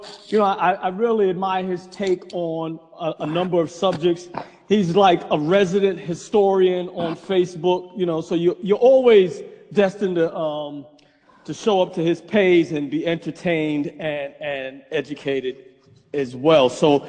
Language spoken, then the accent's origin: English; Brooklyn, New York, United States; Growing up in Brooklyn, we didn't have a lawn. We had like a little